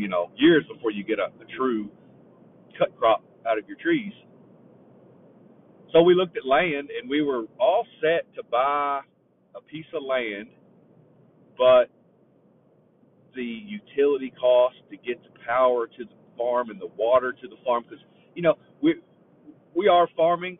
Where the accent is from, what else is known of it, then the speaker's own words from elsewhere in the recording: Raywick, Kentucky, United States; moved away as an adult; I'm from Raywick, Kentucky